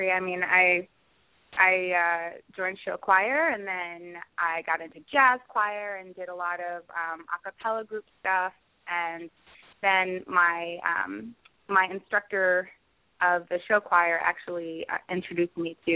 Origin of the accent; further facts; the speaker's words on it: Willingboro, New Jersey, United States; I did, yeah, in Willingboro, New Jersey. We're about 20 minutes outside of Philadelphia.